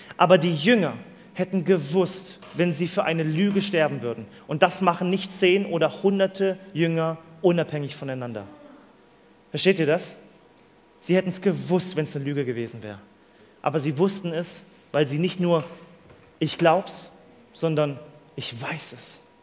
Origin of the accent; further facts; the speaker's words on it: Mali; Ich bin in Mali aufgewachsen, in der Sahara